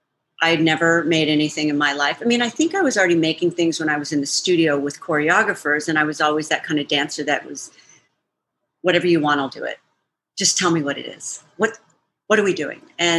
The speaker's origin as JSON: {"language": "English", "town": "El Paso", "region": "Texas", "country": "United States", "tie": "born or raised there", "moved": "as an adult", "lives_now": "Chicago, United States", "said": "I'm originally from El Paso, Texas, born and raised. So, you know, not a place where I grew up dancing."}